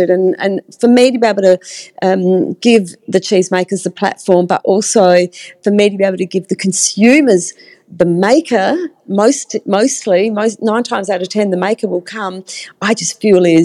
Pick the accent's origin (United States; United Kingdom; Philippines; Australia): Australia; just thinking up a cheese that I'm Australian, that I invented.